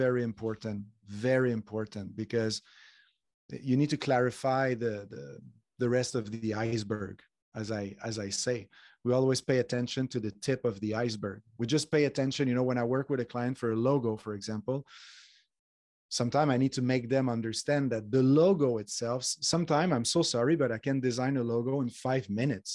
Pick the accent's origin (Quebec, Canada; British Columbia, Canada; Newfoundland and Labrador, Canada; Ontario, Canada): Quebec, Canada; Montreal; now in Spain; I'm from Montreal. I live in Spain